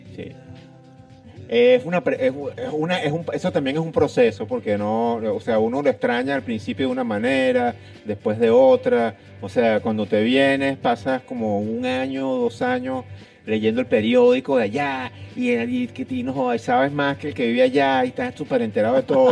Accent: Caracas, Capital District, Venezuela; moved away; nací en Los Ruices, en la avenida principal de Montecristo, frente al Canal 8

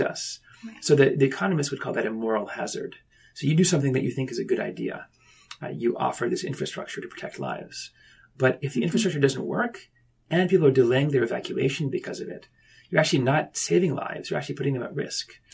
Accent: Ithaca, New York, United States; moved away; also born or lived in Tokyo, Japan; I was born up in Ithaca, New York

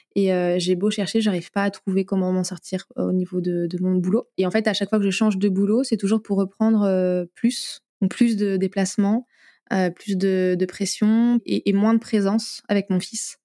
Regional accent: Limoges, Nouvelle-Aquitaine, France; moved away as an adult; je suis originaire de Limoges, que j'ai quitté, je suis revenue

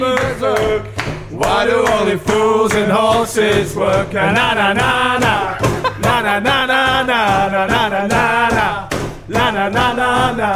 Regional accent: Basingstoke, South East England, United Kingdom; Basingstoke's like I'm born and bred in Basingstoke

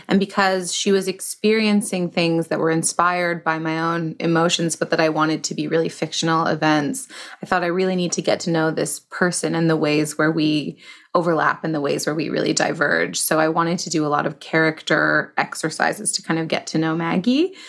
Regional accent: Toronto, Ontario, Canada; I started in in Toronto, where I'm from.

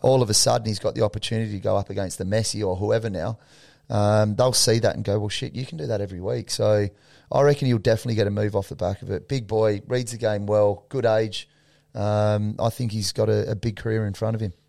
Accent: Australia; us being Australian

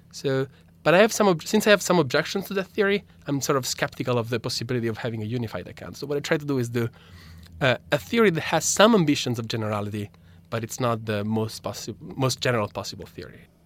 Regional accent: Italy; first language Italian; English is a second language; moved away; my native language, Italian

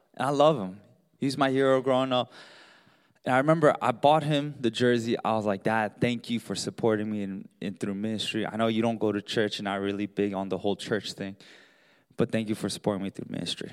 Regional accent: Baltimore, Maryland, United States; We grew up in Baltimore, and so we're huge Baltimore Ravens fan

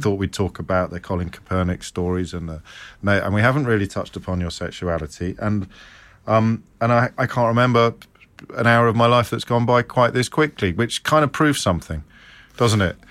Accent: Midlands, United Kingdom; growing up in the Midlands in the seventies

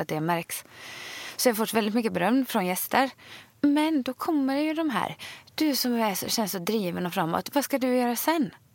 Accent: Sweden; moved away as an adult; now in Stockholm, Sweden; själv är jag uppvuxen liksom på landet i ett stort hus

